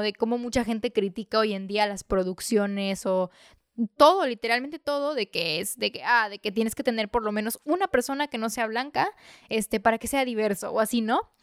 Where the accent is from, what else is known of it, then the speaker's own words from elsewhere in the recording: Mexico; yo soy mexicana